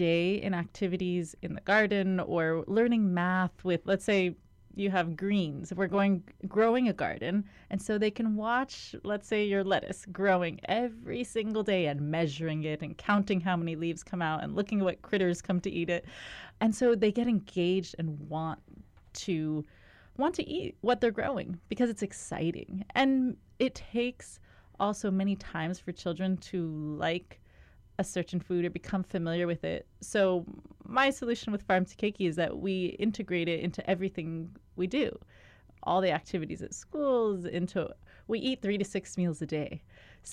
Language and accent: English; Kauai, Hawaii, United States; moved away as an adult; Growing up on Kauai